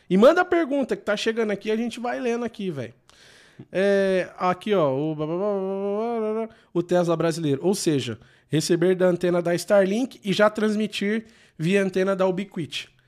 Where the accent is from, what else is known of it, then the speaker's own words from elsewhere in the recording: Sombrio, Santa Catarina, Brazil; Somos de Sombrio, Santa Catarina.